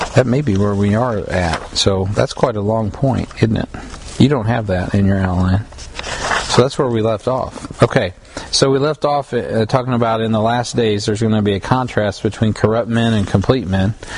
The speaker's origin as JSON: {"language": "English", "country": "United States", "said": "as an American"}